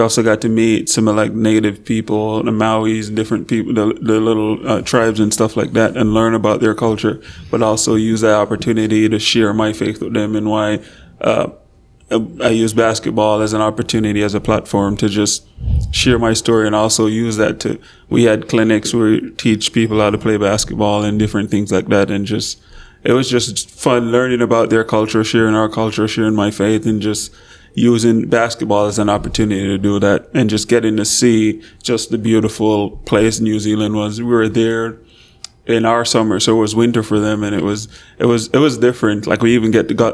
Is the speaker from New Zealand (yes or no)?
no; Jamaica; moved away as an adult; also born or lived in Valparaiso, United States / Spain / China; now in Texarkana, United States; I was born and raised in Jamaica. Left Jamaica at the age of 18